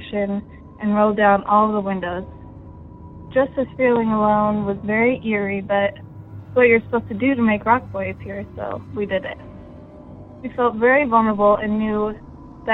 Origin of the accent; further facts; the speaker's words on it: Livermore, California, United States; I grew up in Livermore, California